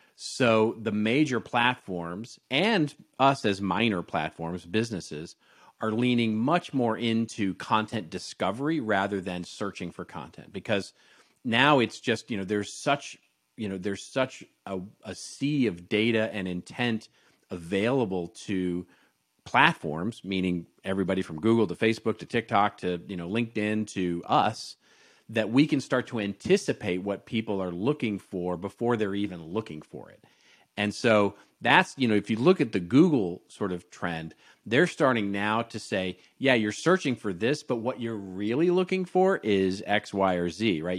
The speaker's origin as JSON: {"language": "English", "town": "Los Angeles", "region": "California", "country": "United States", "tie": "born or raised there", "said": "this is my hometown, Los Angeles"}